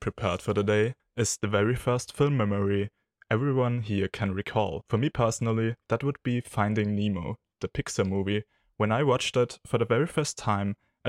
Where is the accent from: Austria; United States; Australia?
Austria; I'm from Austria.